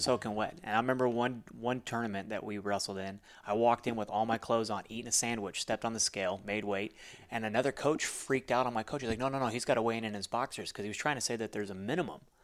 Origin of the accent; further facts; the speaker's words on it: Alamo, Nevada, United States; moved away as an adult; also born or lived in Missouri; I tell people I'm from Vegas 'cause if I told you my hometown, nobody would ever understand what Alamo, Nevada is like.